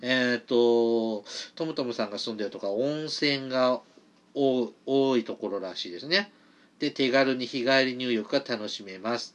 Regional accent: Mie, Japan; 僕、三重出身なんで

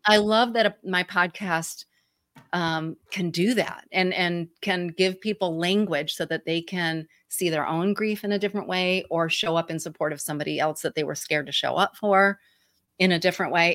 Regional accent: Michigan, United States; accent: Midwestern twangy; moved away; I'm from Michigan originally, so everybody knows my Michigan, you know, m, Midwest twangy voice

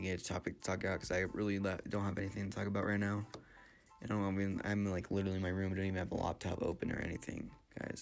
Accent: San Antonio, Texas, United States; now in Mexico City, Mexico; I'm from San Antonio

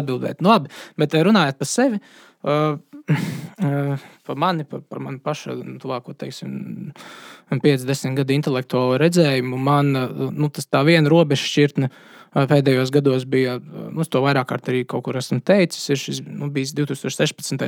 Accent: Latvia; es esmu latvietis

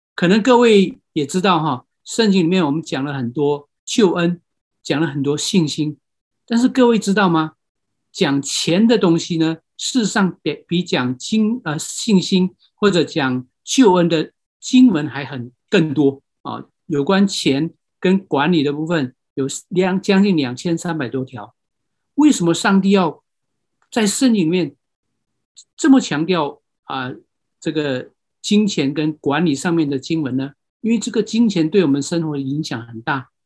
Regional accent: Myanmar; moved away; 我是出生在这个地方，啊。可能有人知道，这个地方就是缅甸

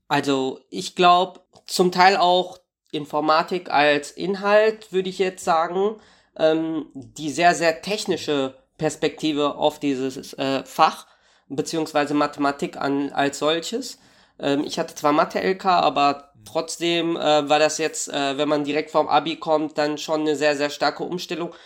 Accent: Warstein, North Rhine-Westphalia, Germany; now in Dortmund, Germany; ich äh, komme also ursprünglich aus Warstein

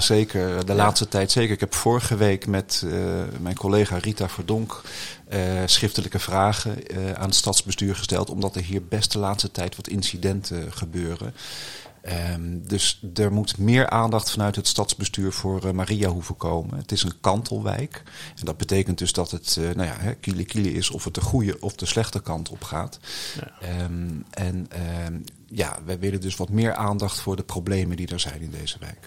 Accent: The Hague, South Holland, Netherlands; also born or lived in Barcelona, Spain; ik ben opgegroeid in Den Haag, in het Statenkwartier

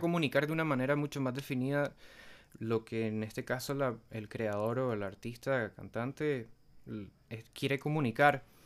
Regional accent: Nicaragua; also born or lived in Buenos Aires, Argentina

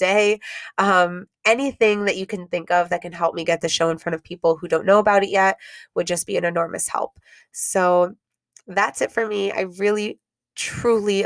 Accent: Miami, Florida, United States; Kendall, which is where I grew up

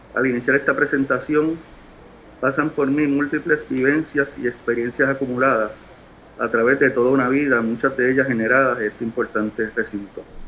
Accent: San Juan, Puerto Rico; Nací en San Juan, Puerto Rico, el 9 de abril, de abril de 1965

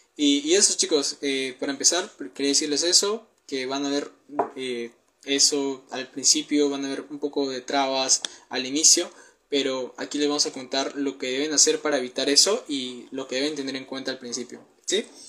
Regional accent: Peru; tengo 19 años, soy de Perú

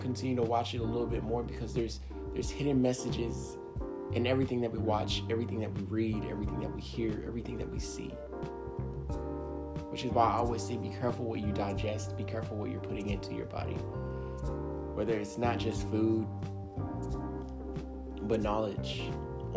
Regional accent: United States; I'm African American

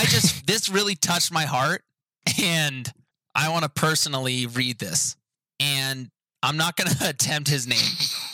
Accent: India; I am from India.

